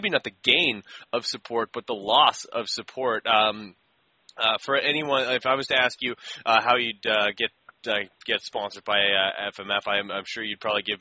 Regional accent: Winnipeg, Manitoba, Canada; I'm from Winnipeg

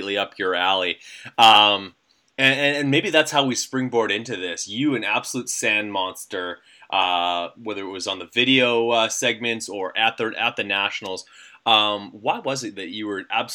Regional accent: Canada; I'm Canadian

